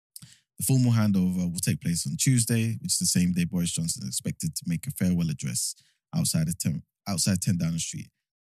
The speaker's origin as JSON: {"language": "English", "country": "Nigeria", "said": "But typically, if someone asks me, I'm Nigerian, yeah, 100%."}